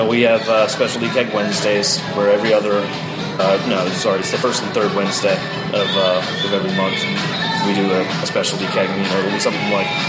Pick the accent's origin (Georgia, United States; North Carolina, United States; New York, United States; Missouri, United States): North Carolina, United States; Raleigh; I'm a fair weather state fan because I just by association from growing up in Raleigh.